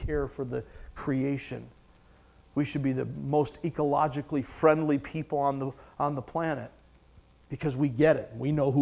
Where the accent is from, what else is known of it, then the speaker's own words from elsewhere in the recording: Michigan, United States; I'm from Michigan, I say futile